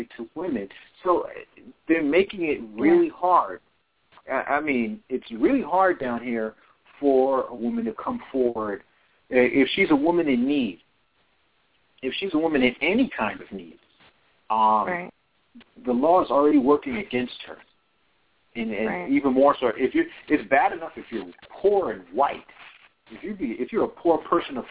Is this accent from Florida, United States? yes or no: yes; Florida, United States; my home state